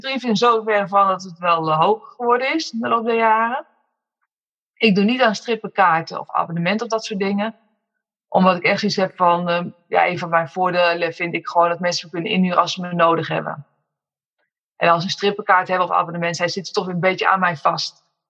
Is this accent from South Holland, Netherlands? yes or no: no; Amersfoort, Utrecht, Netherlands; moved away as an adult; now in Woerden, Netherlands; Dus ik ben met z'n tweeën zijn we opgegroeid in Amersfoort. Geboren en getogen, maar nu woonzaam in Woerden